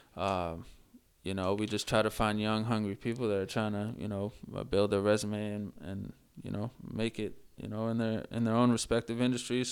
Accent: Worcester, Massachusetts, United States; I grew up in the Worcester area

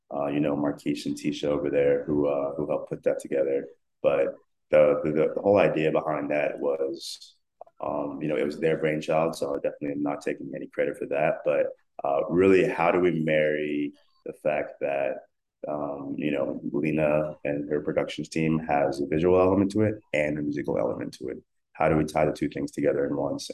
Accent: South Africa; I'm South African, and that's a lot of the music that I grew up listening

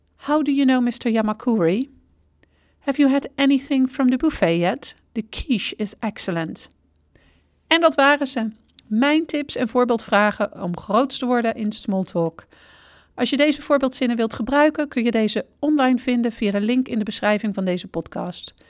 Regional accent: Netherlands; als Nederlanders

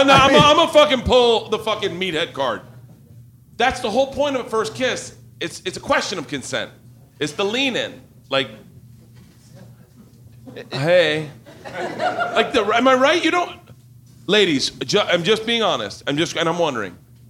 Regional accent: the South, United States; that's why I say, because I grew up in the South.

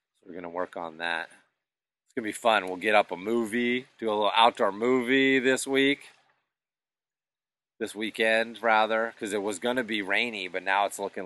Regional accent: Western Massachusetts, United States; those woods that I grew up in Western Mass

